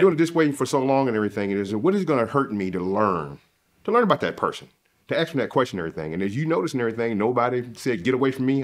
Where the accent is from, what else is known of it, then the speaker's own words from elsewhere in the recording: the South, United States; moved away; I'm from the South